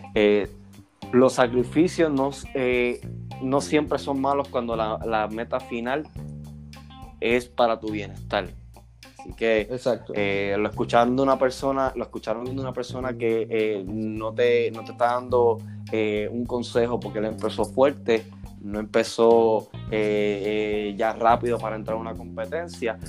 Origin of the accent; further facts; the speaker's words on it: Puerto Rico; now in Houston, United States; soy de Houston, pero hecho en Puerto Rico